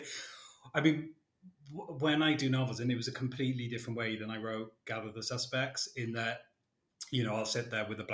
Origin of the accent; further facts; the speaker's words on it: Wales, United Kingdom; now in England; I'm a Welshman living in England, but my roots are very firmly in Wales.